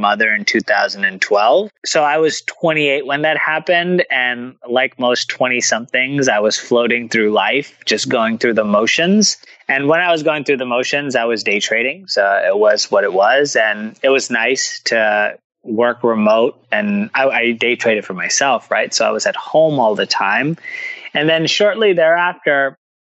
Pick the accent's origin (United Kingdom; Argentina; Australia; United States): United States; New Jersey; born or raised there